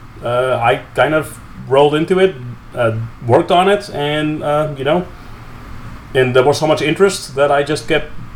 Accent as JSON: {"language": "English", "country": "Netherlands", "tie": "born or raised there", "said": "I grew up in the Netherlands"}